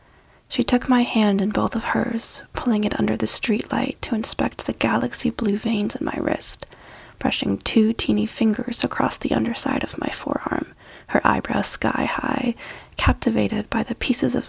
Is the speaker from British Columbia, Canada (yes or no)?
no; Kitchener, Ontario, Canada; I'm a writer from Kitchener, Ontario.